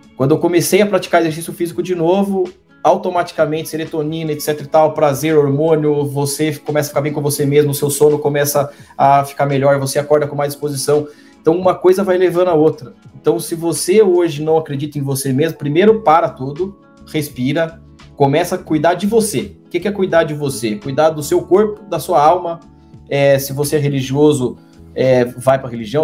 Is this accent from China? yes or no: no; Brazil; moved away as an adult; Eu saí do Brasil com esse cargo